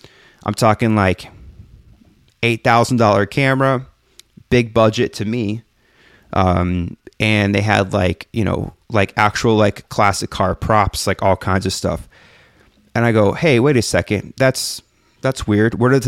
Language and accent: English; Texas, United States; now in San Francisco, United States; I moved from my hometown of just outside of Houston to go to this enormous school in San Francisco where I studied filmmaking.